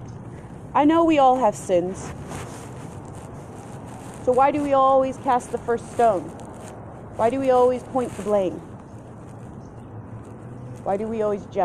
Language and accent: English; Colorado, United States; I'm from Colorado